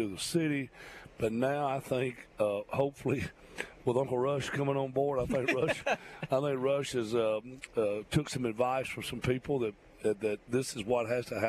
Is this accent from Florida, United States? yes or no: no; Muscle Shoals, Alabama, United States; now in Mobile, United States; I grew up in Muscle Shoals, but this is my home